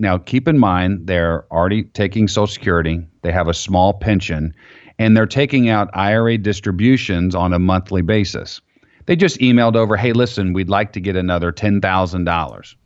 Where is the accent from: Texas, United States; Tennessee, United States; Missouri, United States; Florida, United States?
Florida, United States; I grew up in Florida